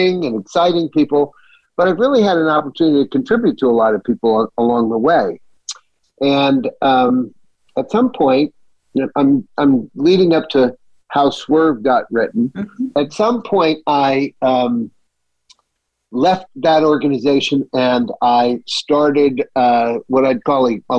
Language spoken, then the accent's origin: English; Southern California, United States; also born or lived in Bay Area; I was raised in Southern California by two Irish immigrants